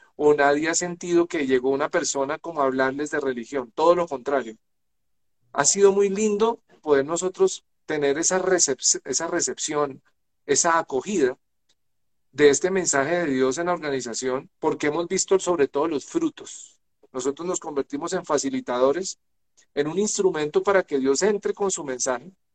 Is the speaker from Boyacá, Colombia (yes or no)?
yes; Chiquinquirá, Boyacá, Colombia; nací en Chiquinquirá, nací en Chiquinquirá, que es la capital religiosa de Colombia